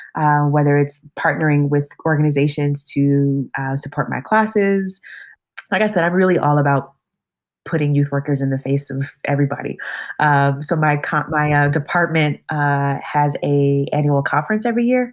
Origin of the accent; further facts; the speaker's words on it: West Coast, United States; moved away as an adult; also born or lived in New York; now in Madison, United States; being from the West Coast